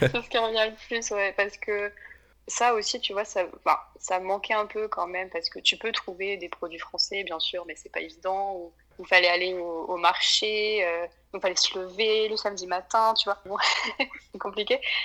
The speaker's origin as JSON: {"language": "French", "town": "Clermont-Ferrand", "region": "Auvergne-Rhône-Alpes", "country": "France", "tie": "born or raised there", "also_born_or_lived": "Limerick, Ireland", "said": "je suis née à Clermont-Ferrand en France et j'habite toujours"}